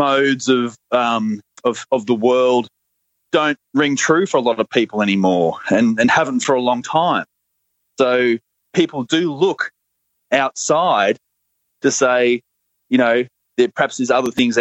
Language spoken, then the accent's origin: English; Australia; accent: Australian; my Australian accent